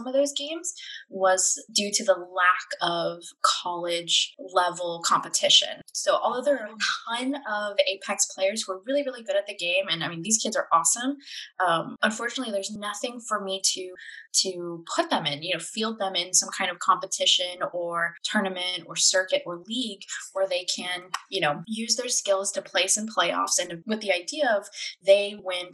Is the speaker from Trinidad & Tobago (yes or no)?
no; San Antonio, Texas, United States; as a kid growing up in San Antonio